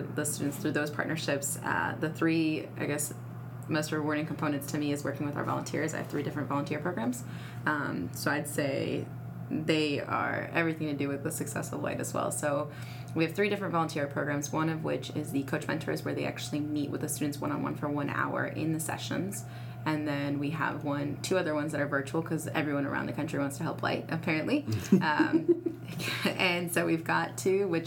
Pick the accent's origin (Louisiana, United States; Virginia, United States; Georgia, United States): Virginia, United States; Northern; moved away as an adult; also born or lived in Kansas; now in Memphis, United States; I am not from here. I came from Virginia, Northern Virginia area